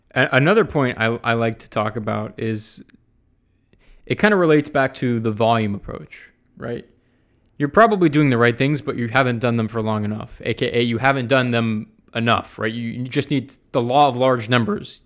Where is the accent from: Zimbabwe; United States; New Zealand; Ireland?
United States; Atlanta, Georgia; moved away as an adult; now in San Francisco, United States; I grew up in Atlanta.